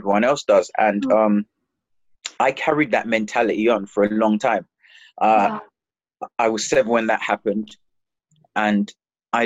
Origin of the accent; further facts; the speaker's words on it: London, United Kingdom; also born or lived in Jamaica / Palmers Green, London; we moved to Hackney in East London